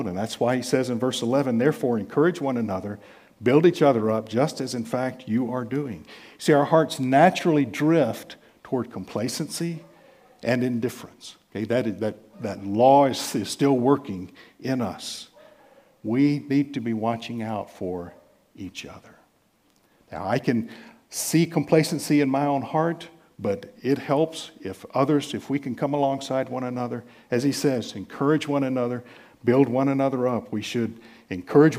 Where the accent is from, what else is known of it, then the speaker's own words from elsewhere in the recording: United States; being American